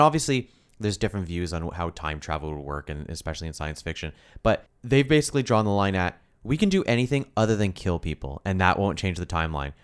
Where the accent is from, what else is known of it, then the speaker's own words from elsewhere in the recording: Canada; we're Canadian